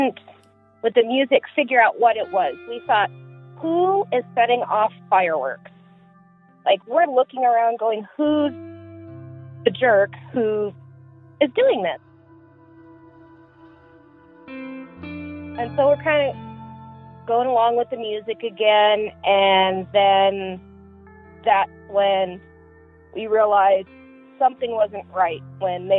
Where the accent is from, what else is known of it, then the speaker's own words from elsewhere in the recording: Las Vegas, Nevada, United States; I was born and raised in Las Vegas.